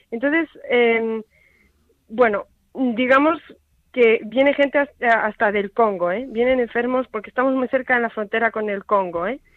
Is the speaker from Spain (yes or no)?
yes; Spain; una hermana de Zambia y yo que soy española.